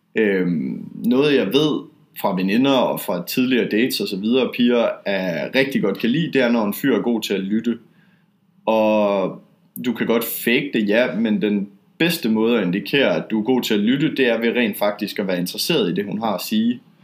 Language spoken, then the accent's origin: Danish; Denmark; now in Poland; jeg er dansker